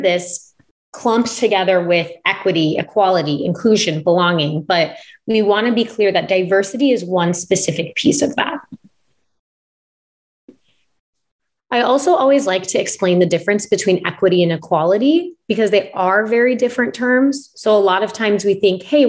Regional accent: Omaha, Nebraska, United States; I'm originally from Omaha, Nebraska. So I'm from the Midwest.

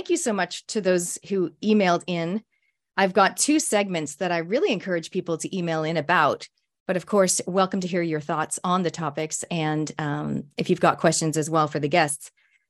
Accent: Canada; I'm a Canadian Kiwi, a speaker, an author, an ex-Outward Bound instructor

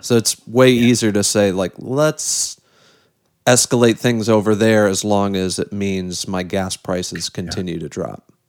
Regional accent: South Bend, Indiana, United States; I'm from South Bend and have a soft spot for my former mayor Pete Buttigieg

